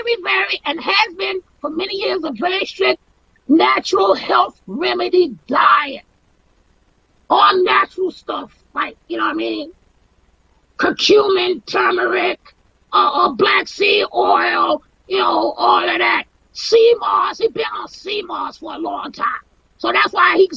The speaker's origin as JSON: {"language": "English", "town": "Washington", "region": "District of Columbia", "country": "United States", "said": "I'm from DC, I'm from Southeast, or rather Southeast DC"}